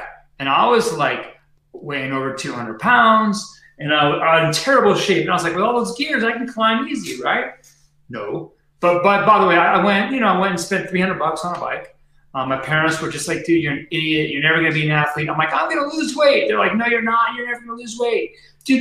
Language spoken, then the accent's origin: English; Mission Viejo, California, United States; now in Boulder, United States; I grew up in Mission Viejo, Orange County.